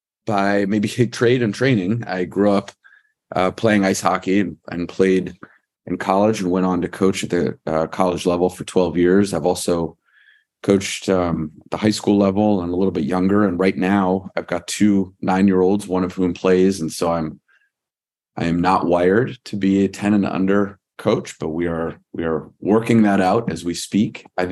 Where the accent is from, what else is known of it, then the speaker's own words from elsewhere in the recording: Virginia, United States; I am originally from Northern Virginia.